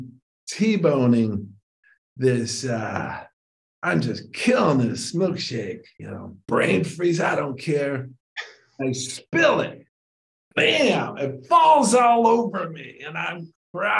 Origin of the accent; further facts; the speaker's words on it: Ludington, Michigan, United States; I'm sitting across the table at the House of Flavors in Ludington, Michigan.